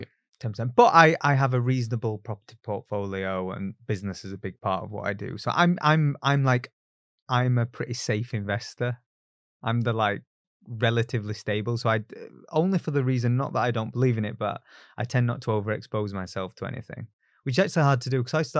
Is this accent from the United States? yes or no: no; Barnsley, Yorkshire and the Humber, United Kingdom; And look, I grew up in Barnsley. It's a very low aspiration town.